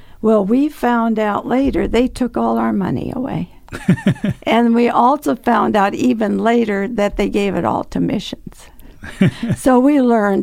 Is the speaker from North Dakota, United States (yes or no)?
yes; North Dakota, United States; also born or lived in Chicago; when I was still a baby, we moved up to North Dakota